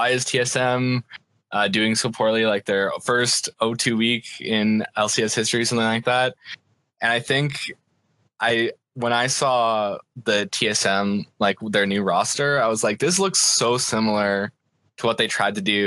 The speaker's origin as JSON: {"language": "English", "region": "Saskatchewan", "country": "Canada", "said": "I'm from Saskatchewan, Canada"}